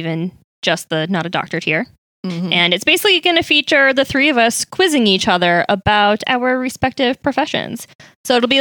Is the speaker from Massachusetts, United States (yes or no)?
yes; Boston, Massachusetts, United States; I'm from Dot. I'm a Dot rat, but my family lives in Pembroke now